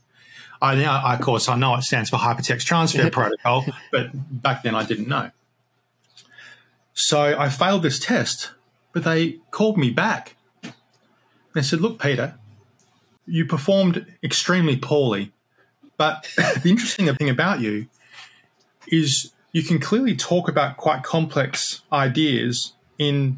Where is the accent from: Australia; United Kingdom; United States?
Australia; moved away; I'm Australian originally, obviously, not English.